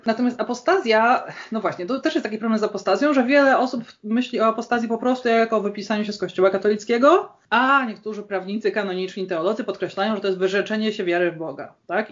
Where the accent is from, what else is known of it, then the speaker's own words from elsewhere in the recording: Gdańsk, Pomeranian Voivodeship, Poland; Jestem z Gdańska